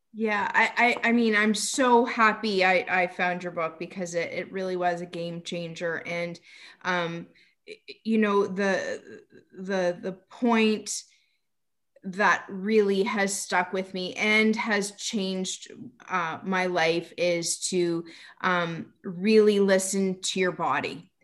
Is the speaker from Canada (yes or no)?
yes; Canada; I'm from Canada